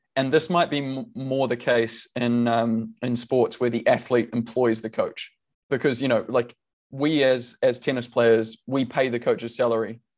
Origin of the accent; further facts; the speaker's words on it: New Zealand; we are all Kiwi